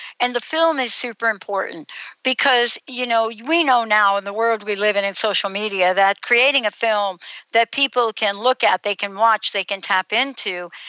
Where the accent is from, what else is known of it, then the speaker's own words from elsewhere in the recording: New York City, New York, United States; I'm from the Bronx